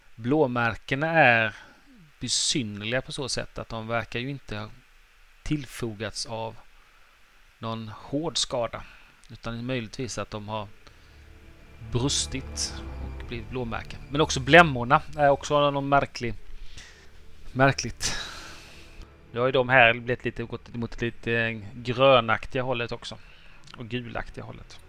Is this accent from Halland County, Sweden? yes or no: yes; Halland County, Sweden; jag är hallänning